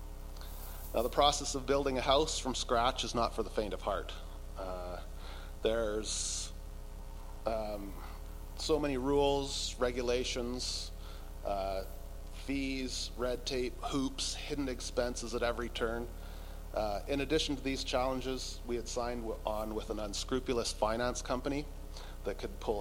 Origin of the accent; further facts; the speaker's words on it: North Vancouver, British Columbia, Canada; moved away as an adult; also born or lived in Kootenays / Balfour; now in Slocan Valley, Canada; we moved to our from our hometown of North Vancouver to the Kootenays